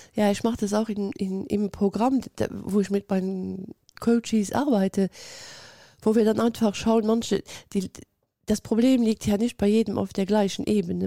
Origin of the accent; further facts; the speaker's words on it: Luxembourg; ich lebe in Luxemburg